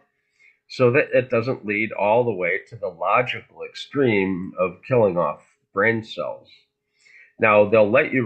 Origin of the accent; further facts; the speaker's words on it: Fargo, North Dakota, United States; I grew up in Fargo